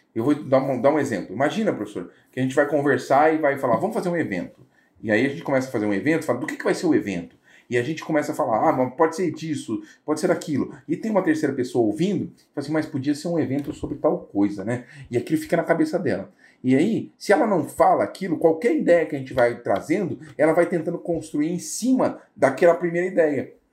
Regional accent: Brazil

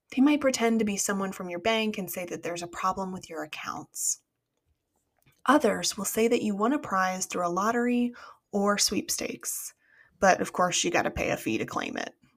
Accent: United States; As an American

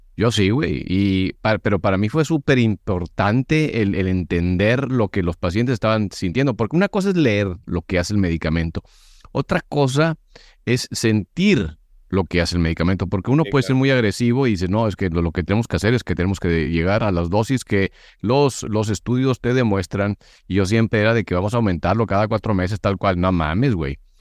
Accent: Monterrey, Nuevo León, Mexico; Yo soy regio

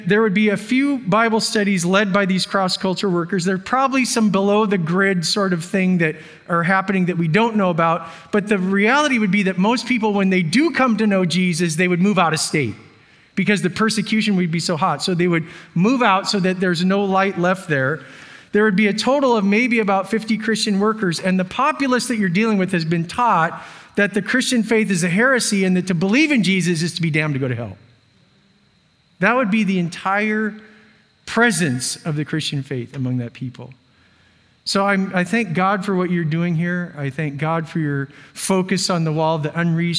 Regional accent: Washington, United States; moved away; I'm from Washington State

